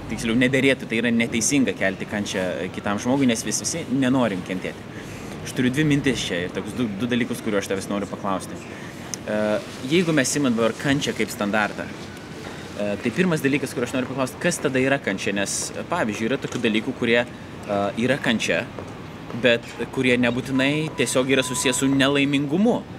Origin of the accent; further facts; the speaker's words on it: Lithuania; aš, aišku, kultūriškai irgi krikščioniškoje aplinkoje užaugau, turint omeny Lietuvą